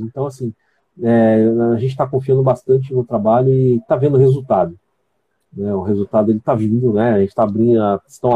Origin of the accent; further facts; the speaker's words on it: São Paulo, Brazil; moved away as an adult; eu sou filho da terra lá. Eu conheço muito bem minha terra